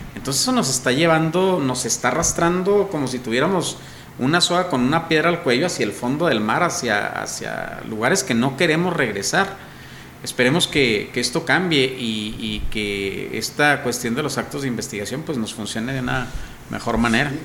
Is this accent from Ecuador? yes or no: no; Mexico